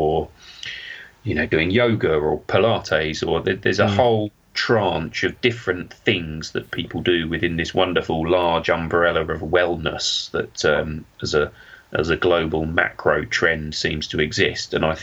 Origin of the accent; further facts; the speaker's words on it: Suffolk, East of England, United Kingdom; I'm from Suffolk